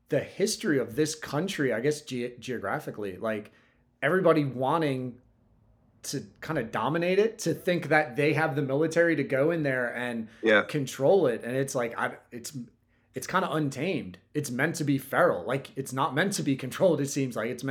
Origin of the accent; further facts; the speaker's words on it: United States; I have as an American